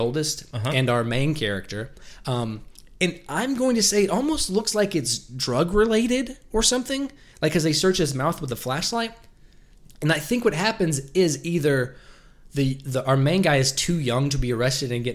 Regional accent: the South, United States; we're from the South

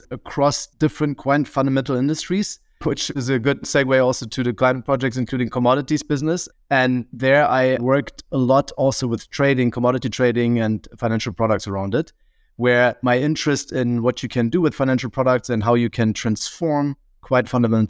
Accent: Berlin, Germany; So I consider myself a bit more of a city boy because I grew up in Berlin

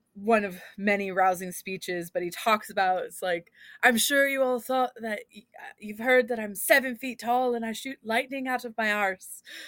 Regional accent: Philadelphia, Pennsylvania, United States; accent: Philly; also born or lived in Scotland; I was getting made fun of by Scott's people for my accent, um, because every once in a while, I would say "wooter" instead of "water," which is, like, a Philly area thing

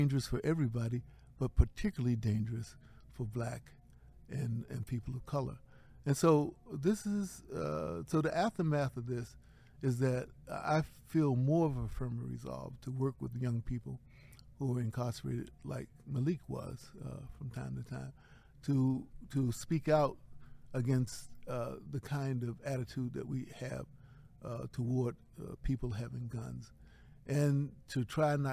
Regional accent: Baltimore, Maryland, United States; now in New Haven, United States; I live in New Haven, Connecticut. I was born in Baltimore, Maryland

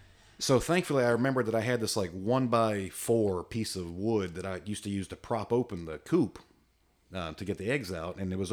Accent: Virginia Beach, Virginia, United States; I remember when I was a kid growing up in Virginia Beach, we had a house on the corner and there was like a sidewalk.

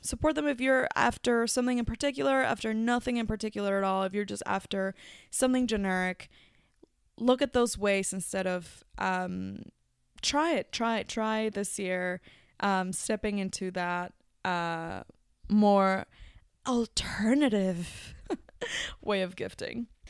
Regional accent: Mexico; now in New Zealand; my home country, Mexico

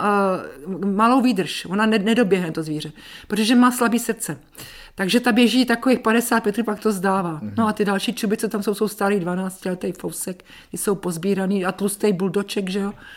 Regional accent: Czechia; also born or lived in Zbraslav / Dobrá Voda, Šumava; Já jsem Čech jak poleno.

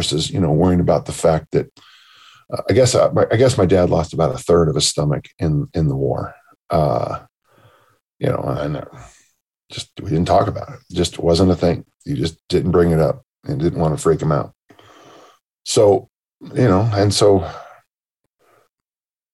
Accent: South San Francisco, California, United States; my hometown of South City is poor. And then of course it's San Mateo County

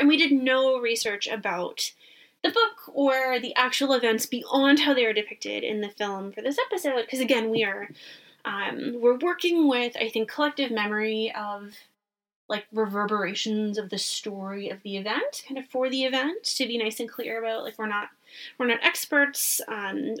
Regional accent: Canada; I am Canadian

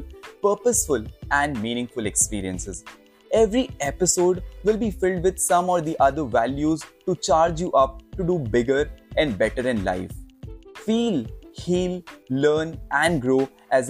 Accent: Khachrod, Madhya Pradesh, India; moved away as an adult; also born or lived in Mumbai; I have experienced 5 years of city life before finally settling down in my hometown, whose population is not more than 40,000

